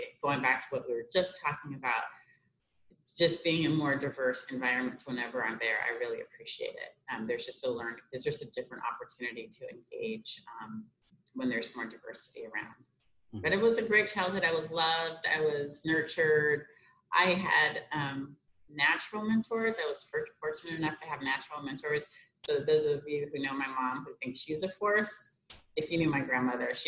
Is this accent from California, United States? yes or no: no; Portland, Oregon, United States; moved away; also born or lived in Washington, D.C.; grew up, born and raised in Portland